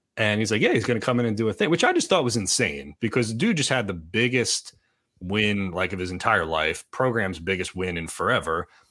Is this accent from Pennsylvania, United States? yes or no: yes; Boyertown, Pennsylvania, United States; I claim Berks County even though I'm not from Berks County because technically but the Boyer Town High School